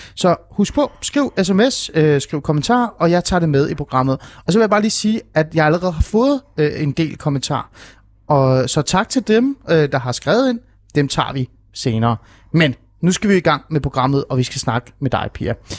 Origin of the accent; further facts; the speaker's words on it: Hornbæk, Capital Region of Denmark, Denmark; Jeg voksede op i Ålskov, øh, Hornbæk-området i Nordsjælland